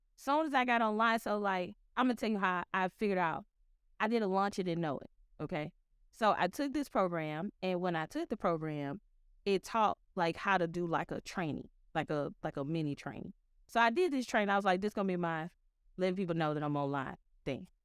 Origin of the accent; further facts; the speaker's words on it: Memphis, Tennessee, United States; I grew up in Memphis